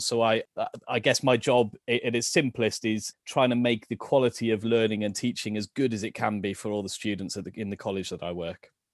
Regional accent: Rhondda Valleys, Wales, United Kingdom; moved away as an adult; also born or lived in Cardiff / Bristol / South Korea; now in Draycott, United Kingdom; I was born in Cardiff, actually, but when I was quite young, we moved to the Rhondda Valleys and grew up in a small village town in, in the Rhondda.

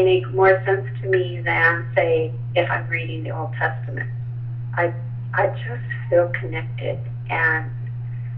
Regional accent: Midwest, United States; I grew up in the Midwest in a Baptist country

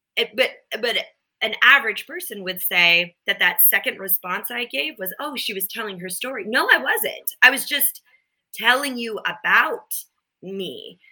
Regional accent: Minnesota, United States; I grew up in Minnesota and then we had a cabin in northern Minnesota.

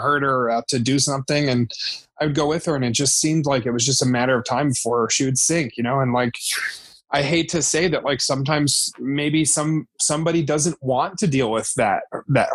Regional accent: Santa Fe, New Mexico, United States; also born or lived in New Jersey; I grew up in Santa Fe, New Mexico. I was born in New Jersey originally, but I grew up in Santa Fe, New Mexico

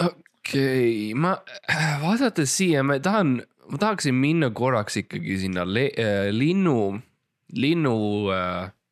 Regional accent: Estonia; ma olen Eestis ja ma olen eestlane. ja me oleme põliseestlased

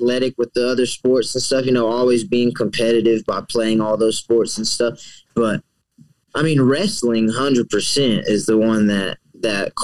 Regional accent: Abilene, Texas, United States; my hometown of Abilene, Texas

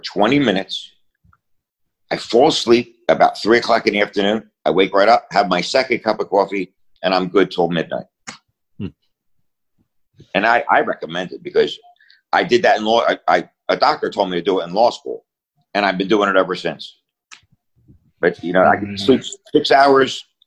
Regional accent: Philadelphia, Pennsylvania, United States; I grew up in Philly, where everybody hung on a different corner

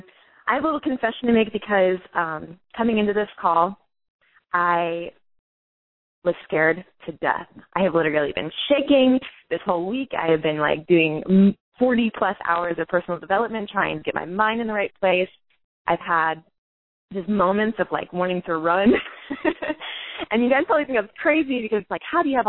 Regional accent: Orlando, Florida, United States; I'm from Florida

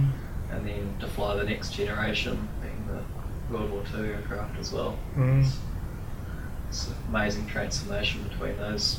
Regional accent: Masterton, Wellington, New Zealand; I'm from Masterton.

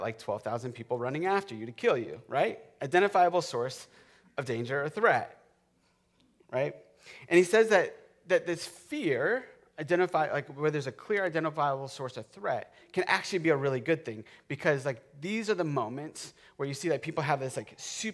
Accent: Florida, United States; I grew up in Florida. I grew up in the lightning capital of the world

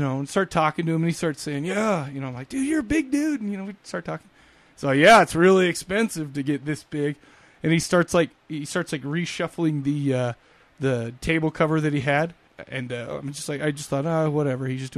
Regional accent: Salt Lake City, Utah, United States; I'm from Salt Lake City.

